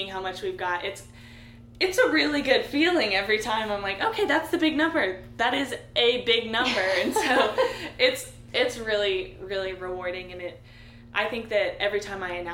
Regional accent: Nashville, Tennessee, United States; moved away as an adult; now in Oxford, United States; I'm actually from Nashville, Tennessee

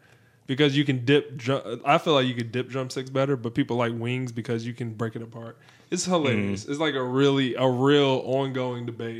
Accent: the South, United States; I'm from the South.

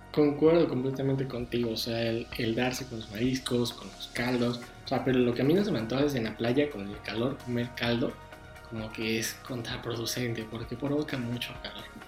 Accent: Mexico; nosotros como mexicanos y como buenos ciudadanos

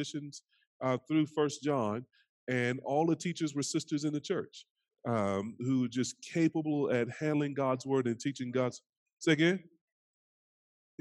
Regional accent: North Carolina, United States; So I'm from down south, greatest state in the country, North Carolina.

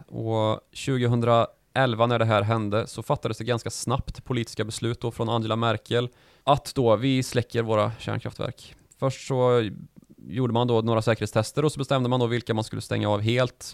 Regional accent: Sweden; vi svenskar

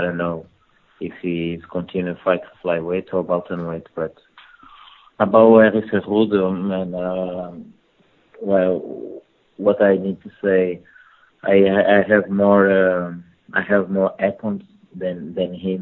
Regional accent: Portugal; English is a second language; also born or lived in Angola; I born in Angola and as a kid, but I moved from Portugal very early, from my 4 years old. I moved from Portugal

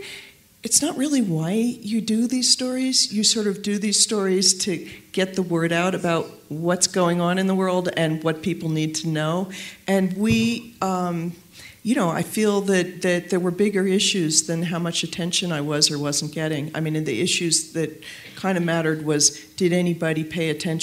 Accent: New York, United States; also born or lived in Washington; I'm a New Yorker, and I remember going around the corner at Lincoln Center, and where I'd been taken to so many concerts as a kid

